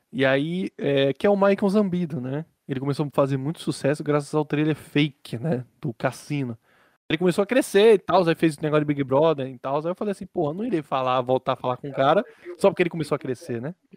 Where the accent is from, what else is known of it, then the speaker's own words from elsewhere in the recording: Bahia, Brazil; descobri que eu sou da Bahia